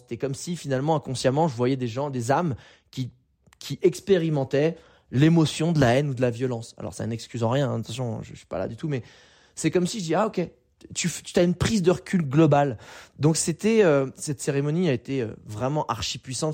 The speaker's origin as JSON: {"language": "French", "country": "France", "tie": "born or raised there", "said": "Je suis né en France, j'ai un passeport français"}